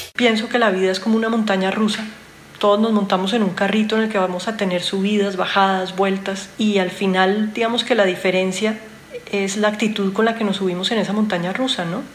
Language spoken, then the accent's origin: Spanish; Colombia; moved away as an adult; now in Guatemala; soy colombiana y llevo más de 13 años viviendo en Guatemala